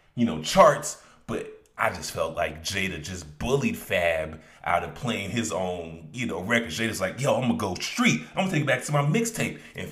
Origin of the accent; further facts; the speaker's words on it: Chicago, Illinois, United States; I grew up in Chicago.